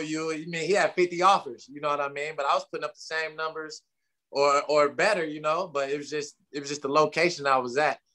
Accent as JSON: {"language": "English", "town": "Tulsa", "region": "Oklahoma", "country": "United States", "tie": "born or raised there", "said": "I'm from Tulsa, Oklahoma. Born and raised at the T-Town"}